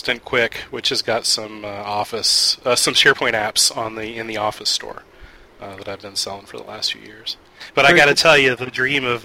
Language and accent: English; Atlanta, Georgia, United States; I'm from Atlanta, Georgia